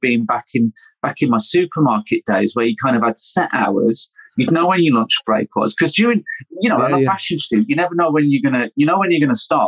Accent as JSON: {"language": "English", "country": "United Kingdom", "also_born_or_lived": "London", "said": "I'm British"}